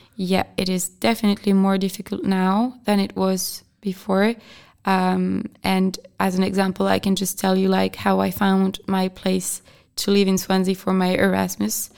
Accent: France; English is a second language; moved away as an adult; also born or lived in Brest / Albi / Argentina; now in Czech Republic; I'm from France, and I'm a trainee, and I came to the Czech Republic to work

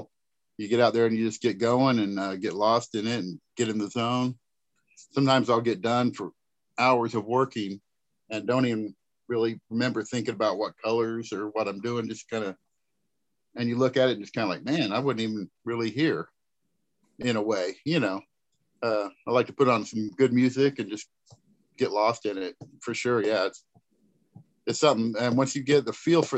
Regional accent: Kansas City, United States; I grew up in Kansas City area, and actually my family's from there.

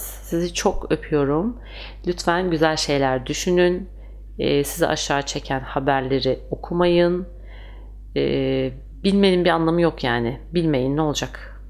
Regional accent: Turkey; biz Türkler

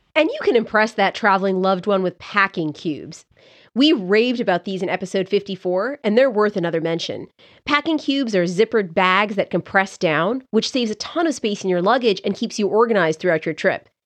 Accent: Canada; moved away; I grew up there

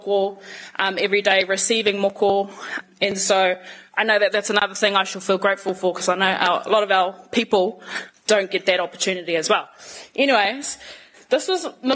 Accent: Auckland, New Zealand; I've been here my whole life, born and bred, between living in Māngere and also Manurewa

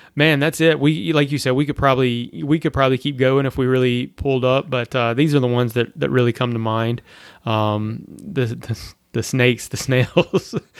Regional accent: Louisiana, United States; now in Florida, United States; I'm from Louisiana

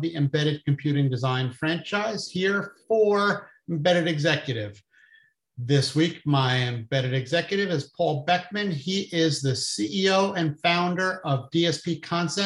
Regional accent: New Jersey, United States; I'm from New Jersey

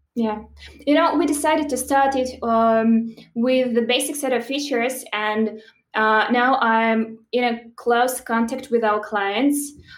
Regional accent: Belarus; moved away as an adult; originally I'm from Belarus, and that's where I started my career

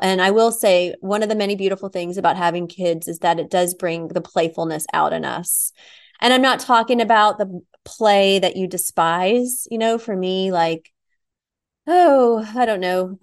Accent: Nashville, Tennessee, United States; moved away; Nashville, my hometown

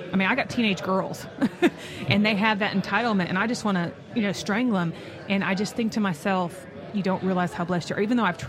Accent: United States; I was born in America. My parents got me through school. I've raised my kids here.

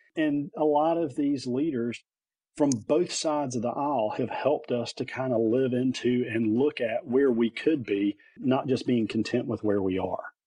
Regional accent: Lillington, North Carolina, United States; also born or lived in Wilmington, North Carolina / Wake County, North Carolina; I grew up here, born and raised in North Carolina

